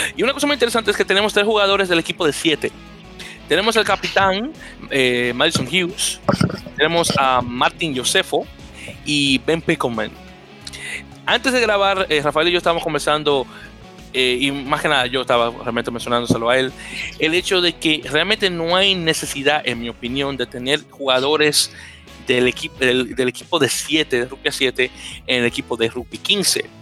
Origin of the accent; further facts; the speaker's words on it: Dominican Republic; no niego mi descendencia africana, como muchos dominicanos